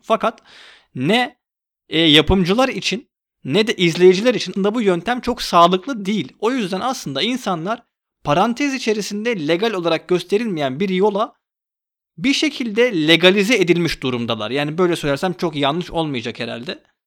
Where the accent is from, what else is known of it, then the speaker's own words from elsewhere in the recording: Istanbul, Turkey; Ben 91 doğumluyum. İstanbul'da doğdum.